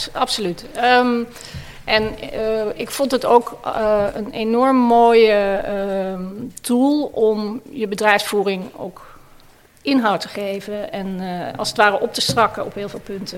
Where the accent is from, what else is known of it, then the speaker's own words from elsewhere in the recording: Maastricht, Limburg, Netherlands; Ik kom zelf uit Maastricht